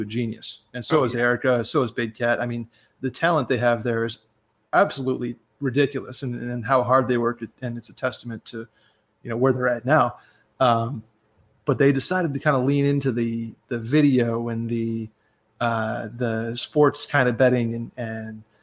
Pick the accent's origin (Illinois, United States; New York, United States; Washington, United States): New York, United States; upstate